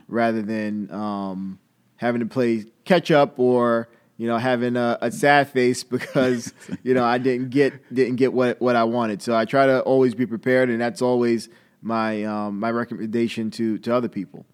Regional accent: Long Island, New York, United States; moved away as an adult; also born or lived in Atlanta, Georgia; I'm from Long Island originally

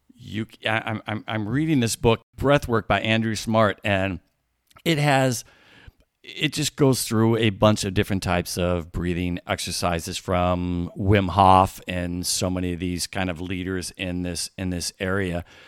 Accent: Midwest, United States; now in California, United States; I grew up in the Midwest

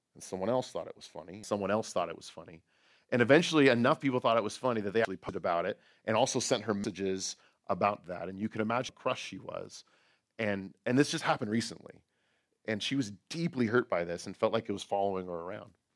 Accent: outside of San Francisco, California, United States; moved away; I grew up right outside of San Francisco.

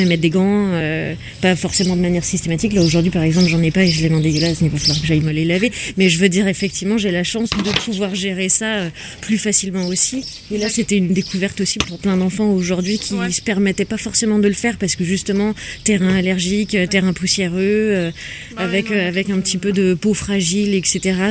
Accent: Saint-Malo, Brittany, France; je suis née à Saint-Malo

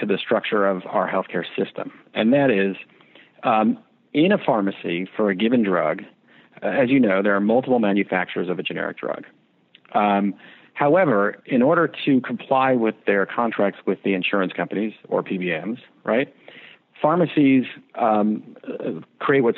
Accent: New York, United States; I'm from New York

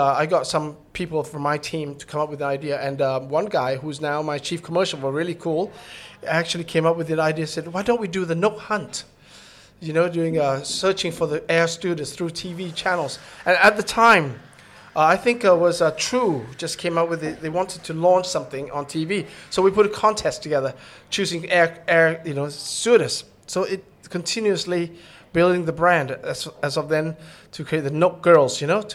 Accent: Thailand; I'm from Thailand

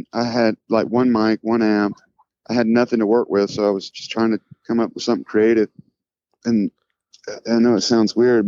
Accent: Stockbridge, Georgia, United States; also born or lived in Boston; had a studio in where we grew up in Stockbridge, Georgia.

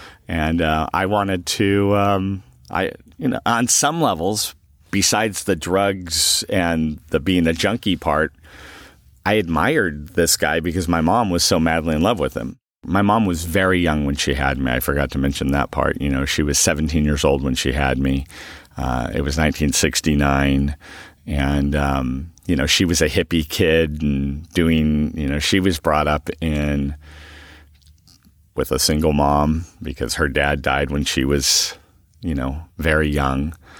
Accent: Huntington Beach, California, United States; I am originally from Huntington Beach, California. I grew up as an only child with pretty much a single mom.

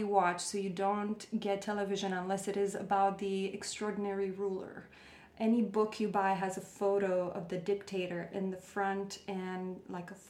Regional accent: Romania; moved away as an adult; also born or lived in Bucharest, Romania / Hendersonville, North Carolina, United States / Charleston, South Carolina, United States; now in United States; growing up in Romania

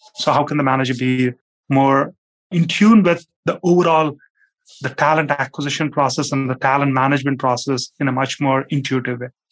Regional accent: India; moved away; as a kid, like I grew up in India

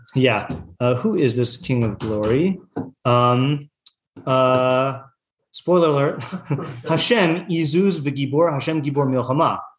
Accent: Yakima, Washington, United States; I grew up in Yakima, Washington.

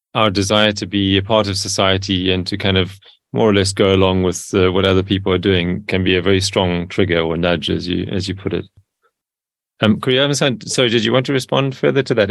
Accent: Cape Town, Western Cape, South Africa; I grew up in Cape Town in South Africa

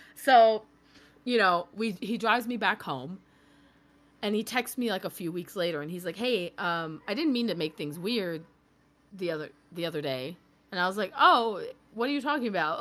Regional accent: New York, United States; I grew up in New York

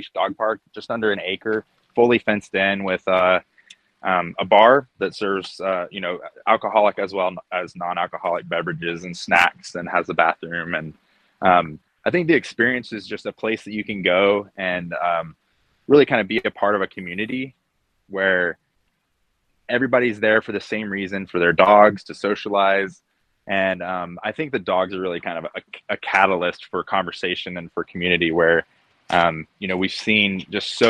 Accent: Asheville, North Carolina, United States; I'm from Asheville, North Carolina. I'm actually one of those elusive locals. Grew up here

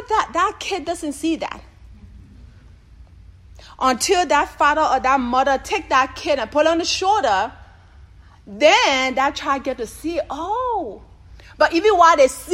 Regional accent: Oklahoma, United States; moved away; I'm from Oklahoma

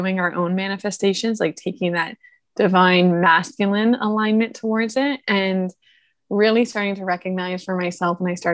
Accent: Toronto, Ontario, Canada; moved away; I'm initially from Toronto

